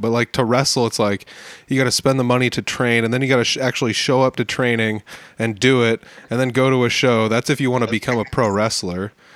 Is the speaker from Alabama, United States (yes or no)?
no; near Algona, Iowa, United States; it's only 20, 30 minute car ride for me uh, from my hometown